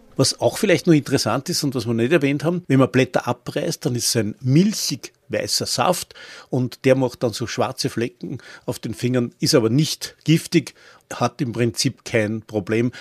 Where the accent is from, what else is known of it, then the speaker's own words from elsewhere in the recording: Austria; bei uns in Österreich